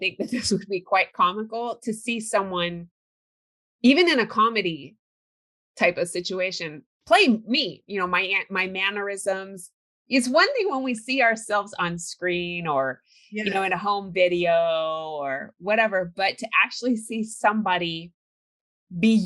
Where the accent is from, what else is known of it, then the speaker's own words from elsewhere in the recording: California, United States; I grew up in California